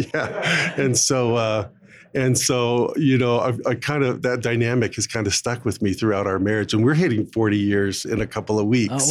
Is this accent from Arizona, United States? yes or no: yes; Phoenix, Arizona, United States; I started as a as a lawyer with a large law firm in Phoenix, Arizona, my hometown